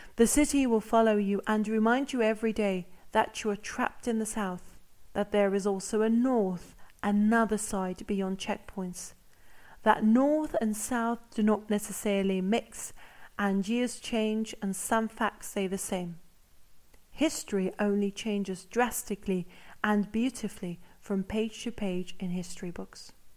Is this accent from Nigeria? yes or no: no; Cyprus; moved away; As a Cypriot who lives abroad